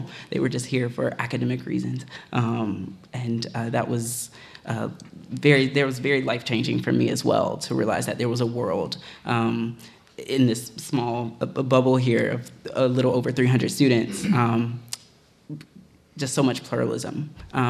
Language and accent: English; the South, United States; moved away as an adult; I have been surrounded by Christians my entire life, growing up in the South